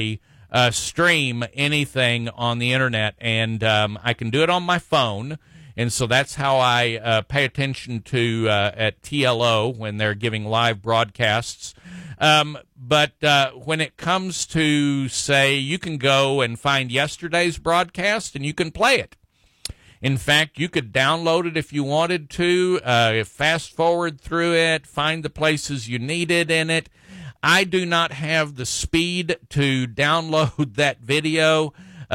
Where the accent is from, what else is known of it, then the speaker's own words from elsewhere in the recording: Texas, United States; as Texans and as American citizens